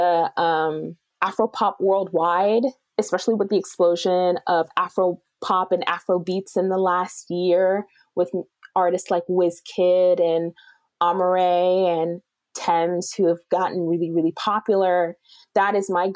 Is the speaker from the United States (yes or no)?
yes; Michigan, United States; they immigrated to Michigan in the mid to late 80s. And that is where I was born and raised.